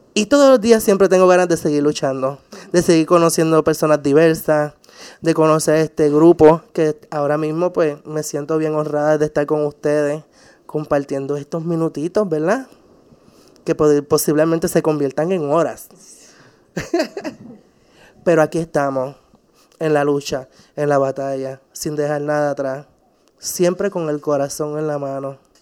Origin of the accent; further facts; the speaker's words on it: San Juan, Puerto Rico; soy de San Juan